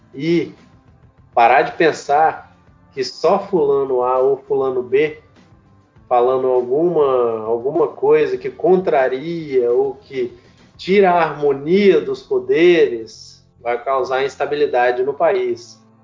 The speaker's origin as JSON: {"language": "Portuguese", "country": "Brazil", "said": "A gente, como brasileiro"}